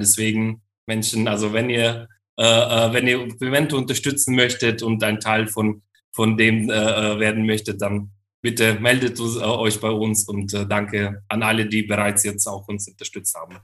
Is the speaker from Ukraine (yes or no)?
yes; Ukraine; moved away; in der Ukraine, in, meine, in meinem Heimatland